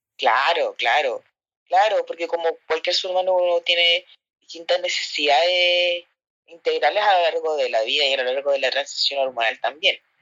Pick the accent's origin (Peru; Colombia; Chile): Chile; Santiago, Santiago Metropolitan Region; yo soy eh, de Mons, Santiago